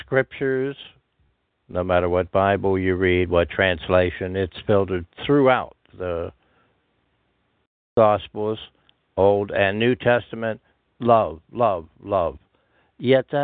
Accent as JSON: {"language": "English", "region": "Pennsylvania", "country": "United States", "tie": "born or raised there"}